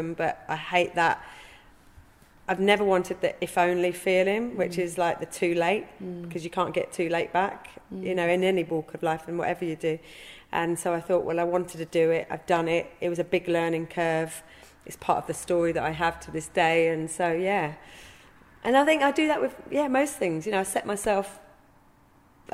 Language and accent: English; Hildenborough, South East England, United Kingdom; I've born and bred in Hillenburgh. In fact, I was born down in the council estate, just down the road from where we're sitting.